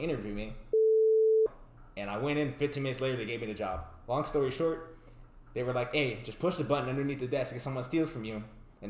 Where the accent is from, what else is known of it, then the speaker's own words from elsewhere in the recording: West Texas, United States; I'm from West Texas. There's this small area called Balmoray.